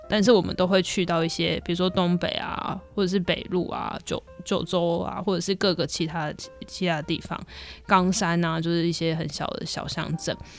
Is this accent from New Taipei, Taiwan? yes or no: yes; Wugu, New Taipei, Taiwan; 我就是一个新北市的比较乡下的地方